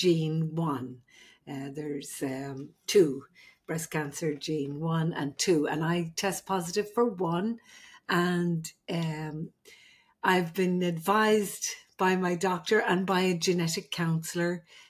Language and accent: English; Ireland; I'm the Irish midwife.